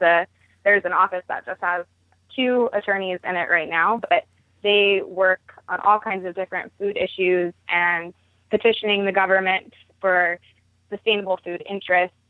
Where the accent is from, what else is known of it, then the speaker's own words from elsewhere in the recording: Baltimore, Maryland, United States; I started out going to my first farmer's market growing up in Baltimore